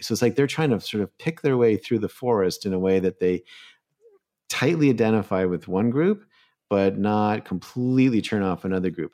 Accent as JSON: {"language": "English", "country": "Canada", "moved": "yes", "said": "I'm originally a Canadian"}